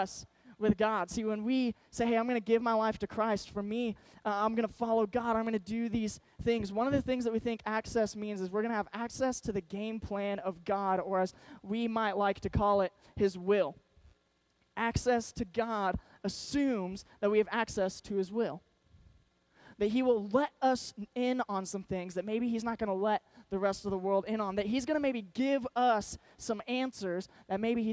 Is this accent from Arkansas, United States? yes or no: yes; Arkansas, United States; moved away; My whole family was from Arkansas. I grew up in Arkansas